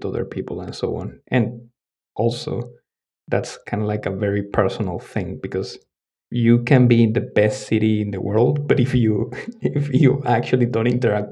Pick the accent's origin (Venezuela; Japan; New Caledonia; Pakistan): Venezuela; also born or lived in Dominican Republic; now in Stockholm, Sweden; I am actually originally from Venezuela